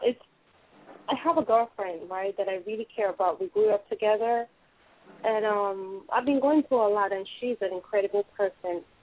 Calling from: United States; I'm calling from America.

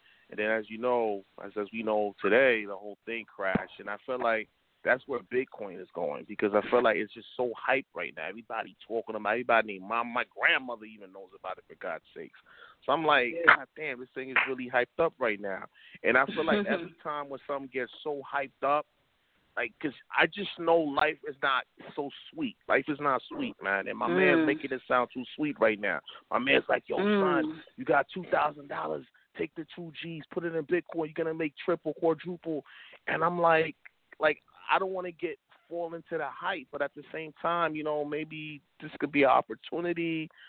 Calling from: New York City, New York, United States; I'm calling from Brooklyn.

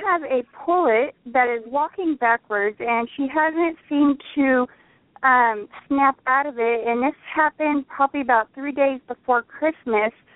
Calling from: Madera, California, United States; I'm calling from Madera, California.

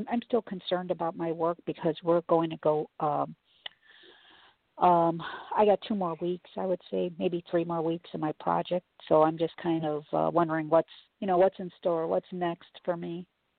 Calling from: Chicago, Illinois, United States; I'm calling from Chicago.

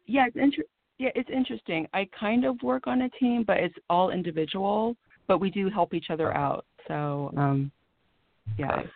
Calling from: California, United States; I'm calling from California

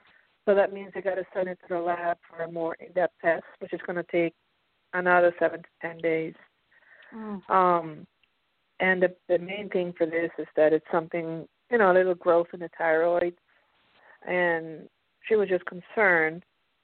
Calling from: Pennsylvania, United States; I'm calling from Pennsylvania.

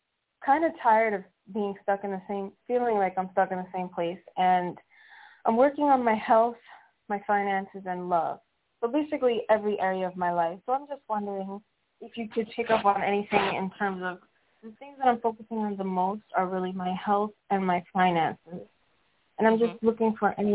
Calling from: Puerto Rico; I'm calling from Puerto Rico.

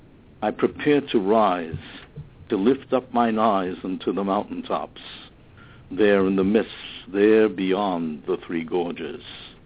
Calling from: Merrick, New York, United States; Yes, I'm calling from Merick, Long Island

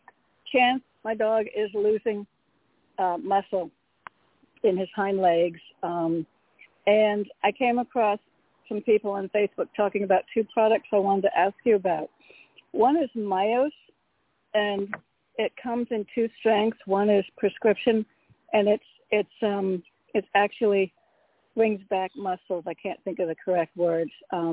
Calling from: Connecticut, United States; Hello, Toni. … from Connecticut.

